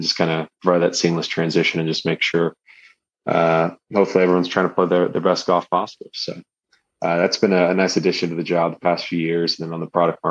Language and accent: English; Lubbock, Texas, United States; moved away as an adult; also born or lived in Austin, Texas; now in San Diego, United States; I grew up in West Texas. So Lubbock, which is where like Texas Tech University is